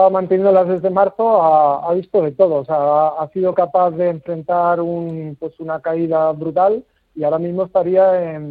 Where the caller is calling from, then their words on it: Madrid, Community of Madrid, Spain; Buenos días, eh … llamo de Madrid.